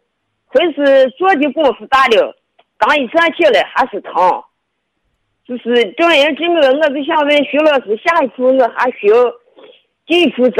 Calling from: Shaanxi, China; 我是我是陕西的听众，今年六十五岁了。

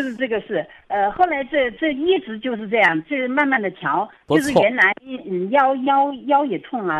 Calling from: Wuhan, Hubei, China; 哎，我是我是我是武汉的听众，

